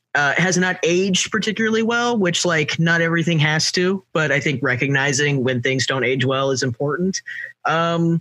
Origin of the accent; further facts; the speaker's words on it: Kansas, United States; I'm from Kansas, like people think I'm from the South